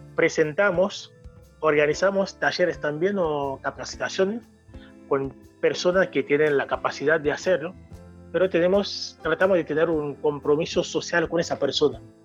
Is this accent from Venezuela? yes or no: no; Haiti; Spanish is a second language; now in Rosario, Argentina; soy haitiano, por digo siempre eh, haitiano 100%